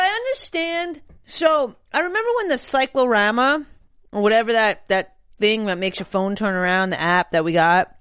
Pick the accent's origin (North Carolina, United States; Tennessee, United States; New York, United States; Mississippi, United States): New York, United States; I'm a New Yorker as well